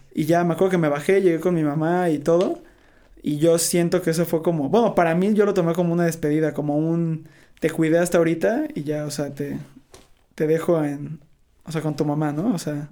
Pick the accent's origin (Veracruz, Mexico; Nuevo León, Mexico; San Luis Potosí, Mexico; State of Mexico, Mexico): Veracruz, Mexico; moved away; soy de Veracruz